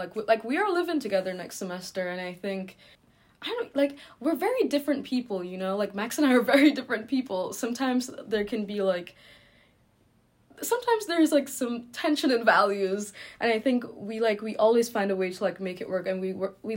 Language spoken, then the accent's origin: English; Jamaica; now in New York, United States; I'm from Jamaica, and Jamaica has been a very, like, difficult place for me in terms of my queerness. I left because I'm queer, and I've been living in exile in New York since then